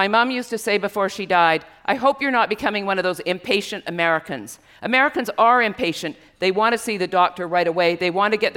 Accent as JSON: {"language": "English", "country": "Canada", "said": "I am Canadian. I have doctors in my family."}